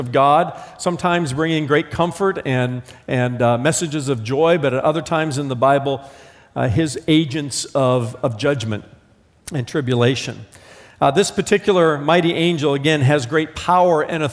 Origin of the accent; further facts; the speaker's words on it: Indiana, United States; I'm from Indiana.